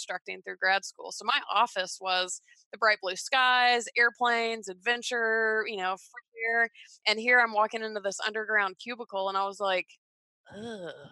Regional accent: Atlanta, Georgia, United States; I grew up in Georgia

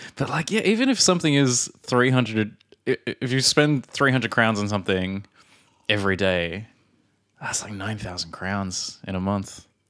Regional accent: Australia; now in Prague, Czech Republic; from Australia

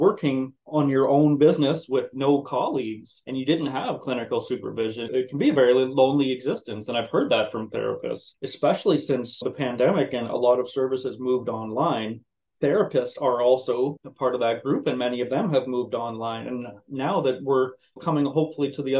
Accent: North Bay, Ontario, Canada; also born or lived in Ottawa, Ontario; now in Brockville, Canada; I'm actually from North Bay, Ontario, born and raised there

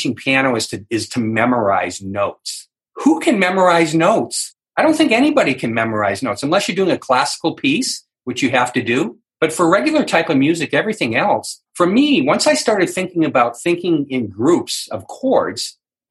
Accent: New England, United States; I'm from New England

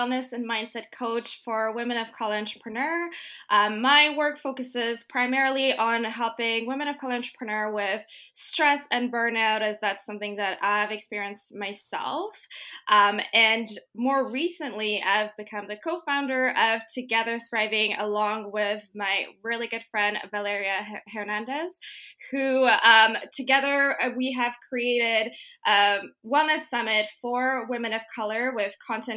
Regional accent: Mauritius; moved away as an adult; also born or lived in Guelph, Canada; now in Canada; So Mauritius, for those of you who don't know, is a little island east of Madagascar. So that's where I grew up

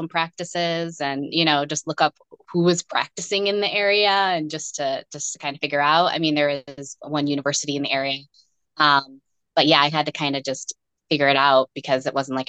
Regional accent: Western New York, United States; also born or lived in Rochester, Minnesota; I grew up in Western New York. And that's where all my family was

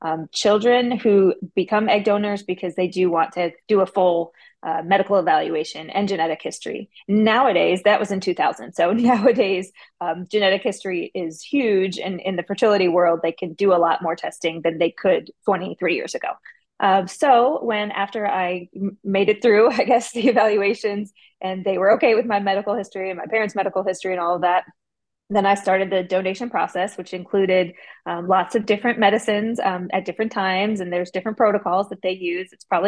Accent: Midwest, United States; Or maybe it was because I was from the Midwest.

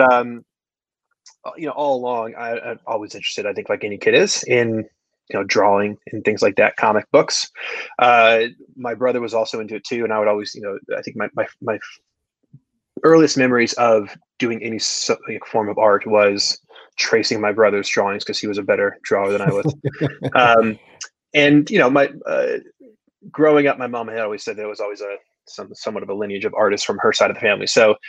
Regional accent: Saratoga Springs, New York, United States; But recently moved back up to upstate New York, my hometown, Saratoga Springs, where I currently am working out of an office, one-man office here.

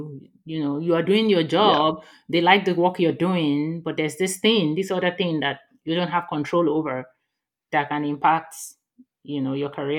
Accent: Nigeria; moved away as an adult; now in Texas, United States; I moved from Nigeria to Texas and the accent was just so different, you know, from...

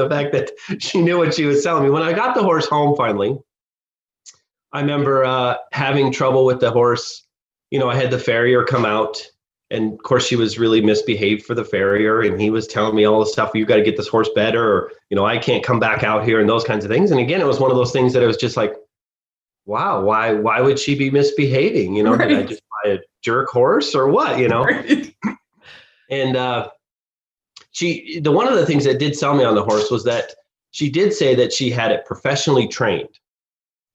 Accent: Rocky Mountain National Park, Colorado, United States; growing up around Rocky Mountain National Park

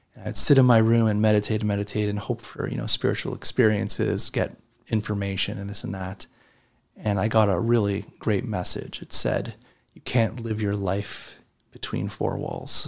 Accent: Canada; growing up in Canada, we watched the U S news

